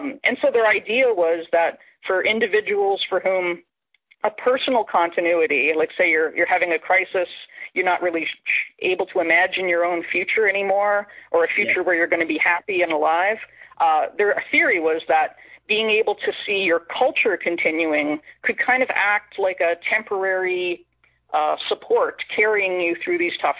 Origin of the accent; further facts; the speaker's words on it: Sheet Harbour, Nova Scotia, Canada; moved away as an adult; also born or lived in Toronto; now in Halifax, Canada; I grew up in Sheet Harbor, Nova Scotia